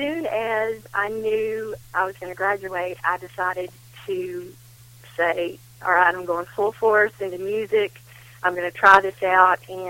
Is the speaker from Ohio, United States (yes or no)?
no; Knoxville, Tennessee, United States; now in Nashville, United States; I was born and raised in a little town in North Knoxville called Towle.